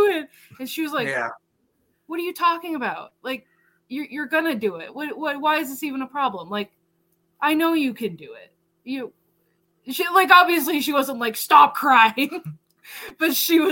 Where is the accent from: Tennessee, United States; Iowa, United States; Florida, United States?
Iowa, United States; Burlington; moved away; we had a great film festival in my hometown in Burlington, Iowa